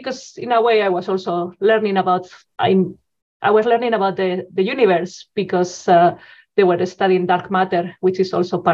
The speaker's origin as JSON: {"language": "English", "country": "Spain", "tie": "born or raised there", "also_born_or_lived": "Zaragoza, Spain", "moved": "as an adult", "lives_now": "Edmonton, Canada", "said": "Yes, so I'm originally from Spain. So I did the traditional school, high school in Spain."}